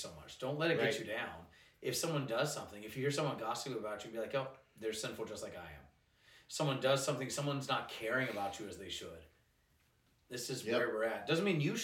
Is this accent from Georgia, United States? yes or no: yes; Georgia, United States; I grew up in Georgia.